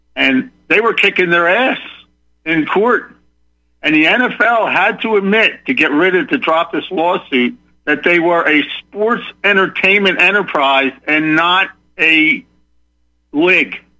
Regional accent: Philadelphia, Pennsylvania, United States; also born or lived in Ocean County, New Jersey; now in Texas, United States; I'm from Philadelphia but I lived in New Jersey in Ocean County for many years, 25 years before I moved down here to Texas.

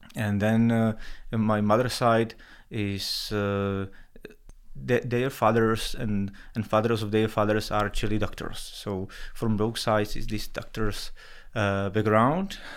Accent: Czechia; moved away as an adult; also born or lived in New York; I moved out from Czech Republic

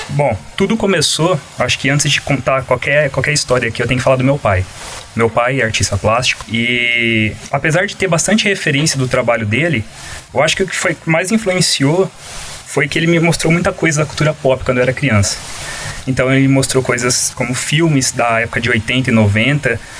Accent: Cravinhos, São Paulo, Brazil; sou de Cravinhos, talvez não tenha no mapa, mas... É. Não, Cravinhos, para quem não conhece, é uma cidade aqui uh, na, nas redondezas, na região aqui

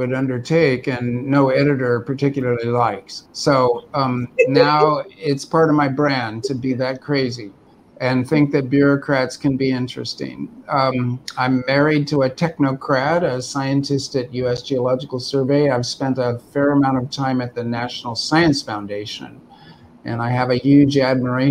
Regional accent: California, United States; as a Californian

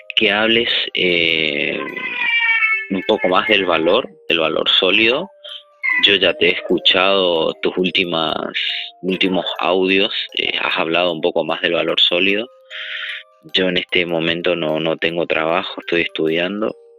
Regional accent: Argentina; soy de Argentina

